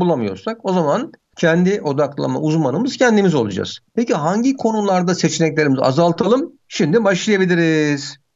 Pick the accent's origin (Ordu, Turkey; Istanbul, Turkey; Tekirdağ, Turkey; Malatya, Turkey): Istanbul, Turkey; ben Bakırköy'lüyüm.